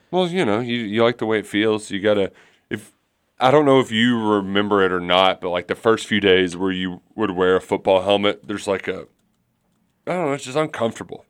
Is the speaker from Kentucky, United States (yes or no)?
yes; Louisville, Kentucky, United States; we're from the Louisville Catholic community